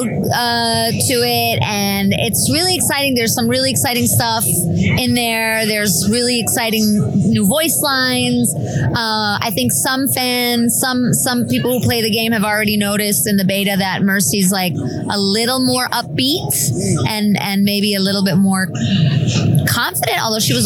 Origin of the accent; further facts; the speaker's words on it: New York, United States; also born or lived in Germany; I was born in Germany and I was 8 years old when we moved to New York. So I grew up in New York